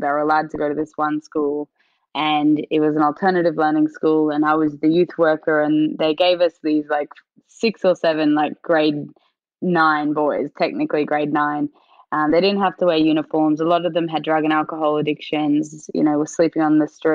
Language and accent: English; Queensland, Australia; Queensland, where I grew up